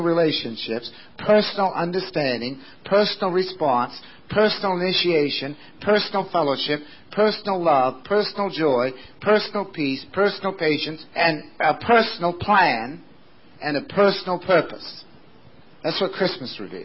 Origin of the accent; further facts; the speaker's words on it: West Sumner, Maine, United States; my hometown in West Sumner